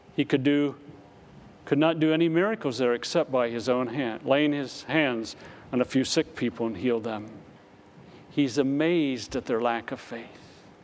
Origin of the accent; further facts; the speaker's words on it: Richfield, Pennsylvania, United States; moved away; my hometown and I'm going to minister in Richfield, PA